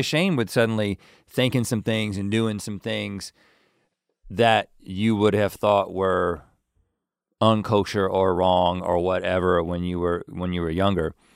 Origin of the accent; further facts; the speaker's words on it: North Carolina, United States; accent: Southern; moved away; We're not ashamed to be from North Carolina. Like, we are proud to be from North Carolina